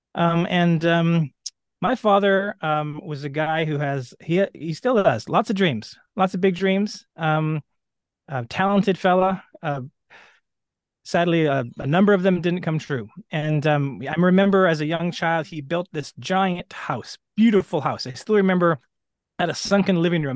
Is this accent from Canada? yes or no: yes; Edmonton, Alberta, Canada; I grew up in Western Canada. I was born in Edmonton